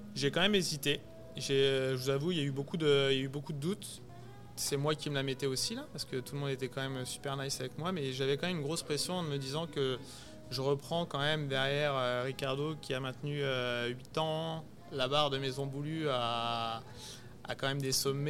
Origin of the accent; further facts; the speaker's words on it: Chablis, Bourgogne-Franche-Comté, France; moved away as an adult; now in Montreal, Canada; j'ai été me poser donc vers chez moi à Chablis